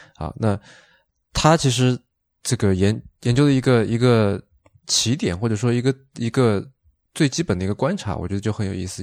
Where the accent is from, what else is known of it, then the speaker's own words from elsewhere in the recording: Shaoxing, Zhejiang, China; 因为我是绍兴人嘛。就其实我那边产酒，然后那种酒就叫做绍兴酒